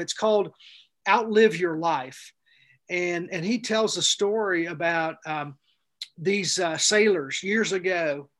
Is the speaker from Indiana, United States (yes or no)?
yes; Plainville, Indiana, United States; I grew up in Plainville, Indiana, a little bitty town, Plainville in Daviess County